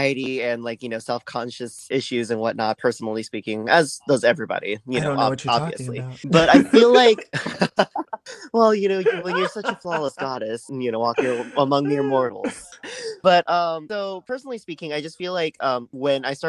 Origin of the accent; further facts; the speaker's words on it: New Orleans, Louisiana, United States; also born or lived in Taiwan; I was born in Taiwan, but I moved here to New Orleans when I was young, like 3, and I grew up here ever since